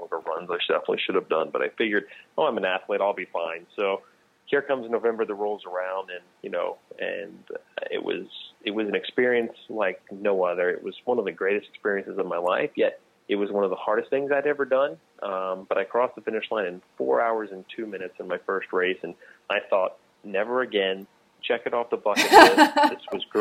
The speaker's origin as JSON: {"language": "English", "region": "Texas", "country": "United States", "tie": "born or raised there", "moved": "as an adult", "lives_now": "New Jersey, United States", "said": "I grew up in Texas"}